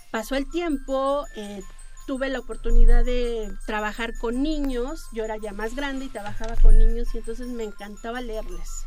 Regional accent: Mexico City, Mexico; somos los chilangos.

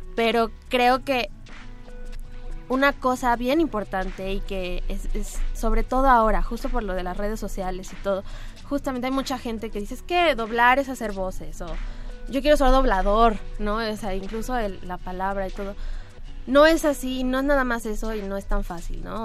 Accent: Cuernavaca, Morelos, Mexico; yo soy de Cuernavaca

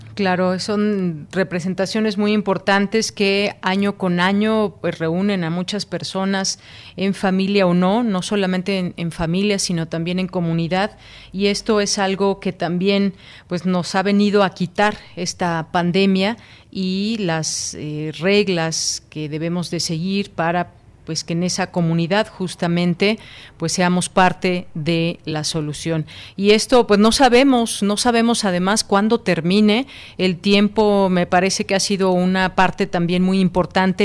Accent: Mexico

